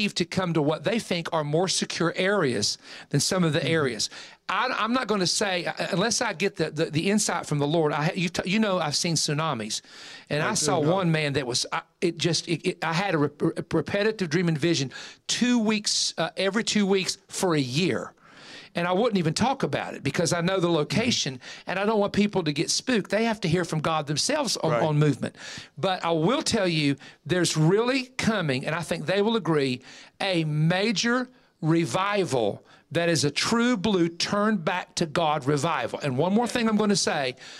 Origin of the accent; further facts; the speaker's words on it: West Virginia, United States; I am from West Virginia